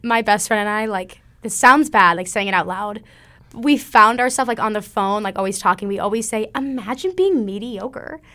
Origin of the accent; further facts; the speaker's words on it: Springfield, Missouri, United States; I'm from Springfield, Missouri.